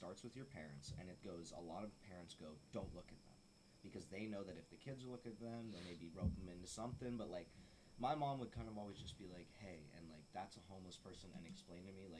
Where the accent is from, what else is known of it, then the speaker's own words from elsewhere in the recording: Florida, United States; South Florida.